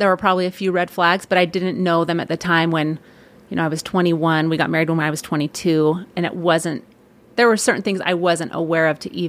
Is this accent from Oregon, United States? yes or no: no; California, United States; I grew up in Northern California in the Bay Area. Lived there my whole growing up years, graduated from high school, and then ended up at Ricks College.